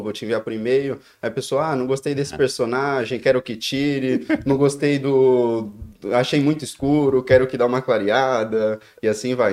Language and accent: Portuguese; São Paulo, Brazil; moved away as an adult; also born or lived in Joinville; now in Dublin, Ireland; Eu sou de São Paulo, Zona Norte, capital, São Paulo, mas eu nasci em Joinville. Mas eu vim, fui bem cedo para São Paulo. Quando eu tinha nenhum ano, já já estava em São Paulo já